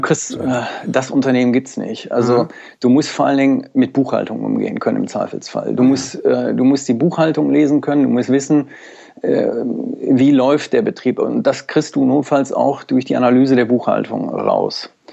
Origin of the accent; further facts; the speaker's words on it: Mülheim an der Ruhr, North Rhine-Westphalia, Germany; meine Geburtsort ist Mülheim an der Ruhr